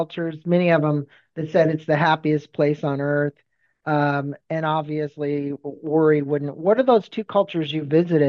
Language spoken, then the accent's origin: English; Encinitas, California, United States; Scripps Memorial Encinitas, my hometown